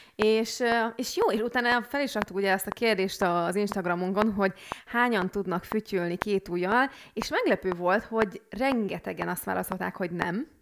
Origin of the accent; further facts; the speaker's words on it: Hungary; moved away; hiába a külföldön élünk, de akkor is magyarok vagyunk